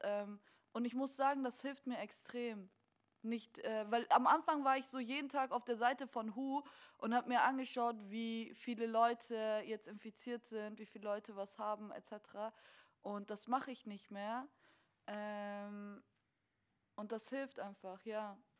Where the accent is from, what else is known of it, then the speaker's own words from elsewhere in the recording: Munich, Bavaria, Germany; also ich bin in München aus, aufgewachsen